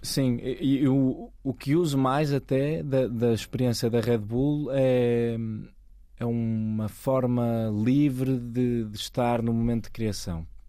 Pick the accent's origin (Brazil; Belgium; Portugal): Portugal; Maia, Norte; moved away as an adult; also born or lived in Porto; now in Lisbon, Portugal; nasci no Porto, nasci na, vivi na Maia quase metade da minha vida